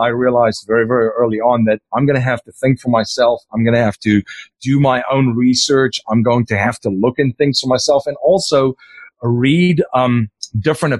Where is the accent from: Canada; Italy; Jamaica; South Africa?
South Africa; first language Afrikaans; English is a second language; moved away as an adult; now in United States; I'm originally from South Africa